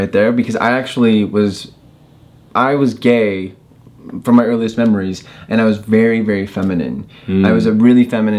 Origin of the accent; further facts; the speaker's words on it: Colorado, United States; moved away; also born or lived in California; I grew up in Colorado.